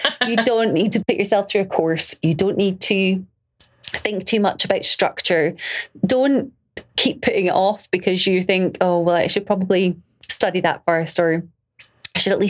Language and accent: English; Glasgow, Scotland, United Kingdom; being Glaswegian or being Scottish